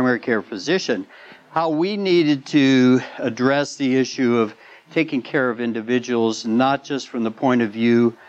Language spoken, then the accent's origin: English; Midwest, United States; I grew up in the Midwest